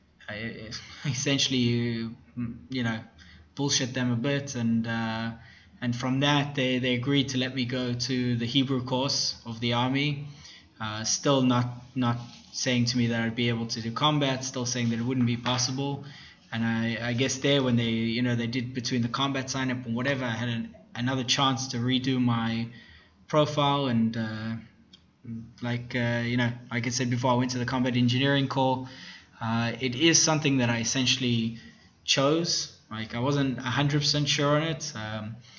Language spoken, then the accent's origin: English; South Africa; moved away as an adult; now in Israel; I grew up in South Africa in a Jewish community